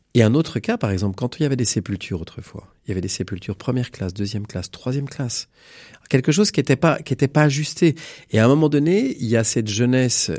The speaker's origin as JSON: {"language": "French", "town": "Bécon-les-Granits", "region": "Pays de la Loire", "country": "France", "tie": "born or raised there", "said": "moi je suis d'un milieu rural, je suis originaire d'un petit village de Bécon-les-Granits."}